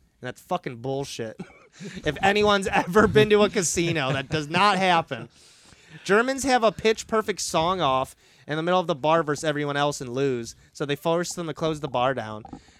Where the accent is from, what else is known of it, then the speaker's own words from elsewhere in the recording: United States; as an American.